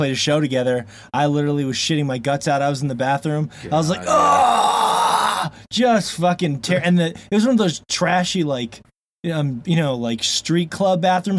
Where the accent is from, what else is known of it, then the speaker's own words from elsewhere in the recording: Florida, United States; moved away as an adult; now in Montana, United States; I'm a bass guy. I grew up in Florida. I miss the ocean. And I've lived here since I was 18